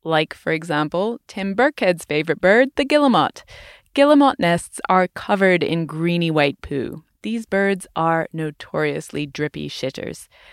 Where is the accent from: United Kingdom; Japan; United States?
United Kingdom; moved away; in my home country, the U K